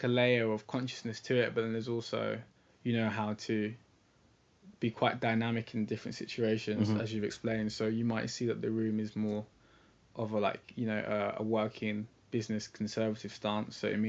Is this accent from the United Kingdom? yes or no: yes; England, United Kingdom; accent: English; also born or lived in London; I sound English. I grew up and studied in England. I was born in London.